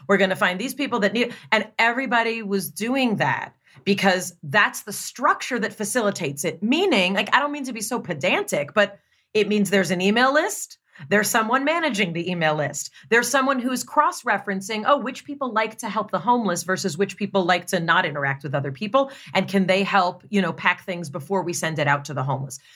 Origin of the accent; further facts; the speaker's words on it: Los Angeles, California, United States; Growing up in Los Angeles